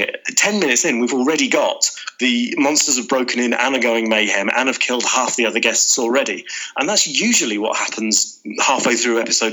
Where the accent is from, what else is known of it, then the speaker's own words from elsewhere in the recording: the Midlands, England, United Kingdom; as a Midlander